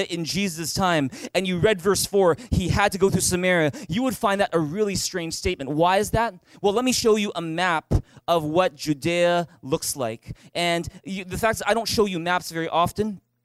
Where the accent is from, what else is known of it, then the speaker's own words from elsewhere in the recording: Vancouver, British Columbia, Canada; I was born in Vancouver and I grew up here. In fact, I was born just a few blocks away at Richmond General Hospital.